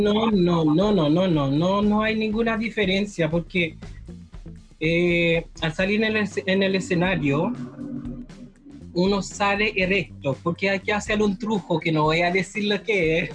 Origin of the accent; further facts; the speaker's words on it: Haiti; moved away as an adult; now in Chile; yo soy haitiano. ¿Ya? Llevo 12 años en Chile